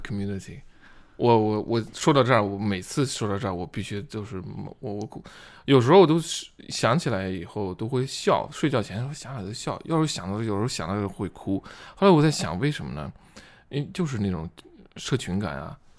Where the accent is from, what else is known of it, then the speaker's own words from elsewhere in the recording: China; 我作为中国人